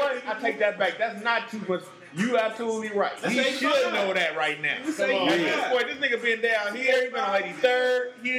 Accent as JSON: {"language": "English", "town": "Oakland", "region": "California", "country": "United States", "tie": "born or raised there", "said": "I was born and raised in East Oakland"}